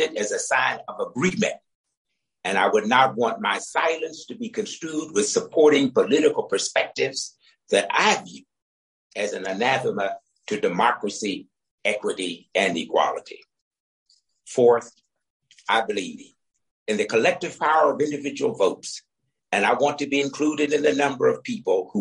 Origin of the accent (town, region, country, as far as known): Deep South, United States; born or raised there